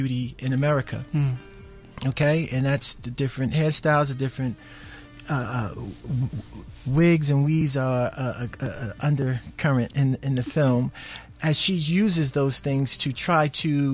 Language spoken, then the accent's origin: English; New York, United States; accent: New York; my New York accent